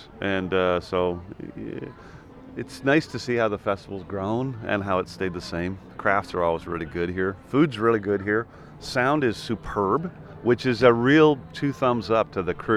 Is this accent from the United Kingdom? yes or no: no; Ireland; also born or lived in Vancouver, Canada; I moved to Ireland